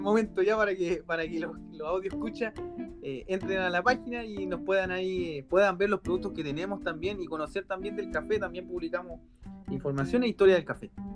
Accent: Concepción, Biobío, Chile; yo soy de Concepción

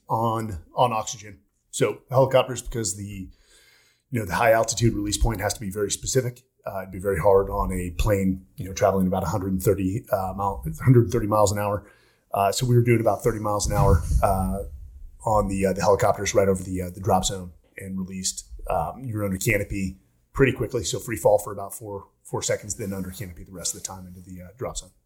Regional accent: Palo Alto, California, United States; also born or lived in San Francisco; born in the, uh, the Bay Area

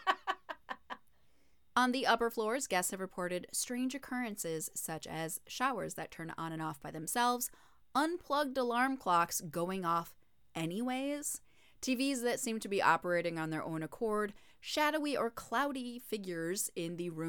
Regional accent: Minnesota, United States; I'm from Minnesota, so I'm calling it pop

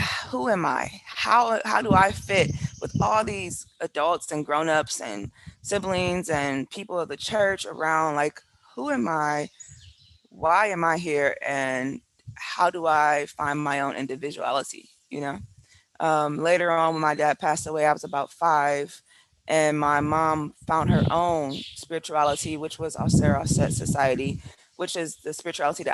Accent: Milwaukee, Wisconsin, United States; moved away as an adult; also born or lived in China / England; now in Portobelo, Panama; I grew up in Milwaukee, Wisconsin, like I told you, in very small, very close-knit community

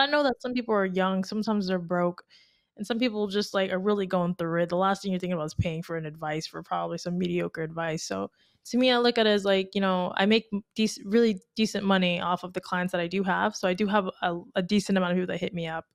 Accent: Tampa, Florida, United States; moved away as an adult; now in Miami, United States; I'm from Tampa

